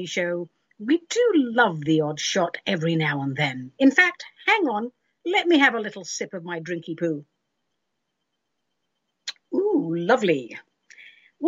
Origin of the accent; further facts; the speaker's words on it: London, United Kingdom; now in United States; when I was growing up in London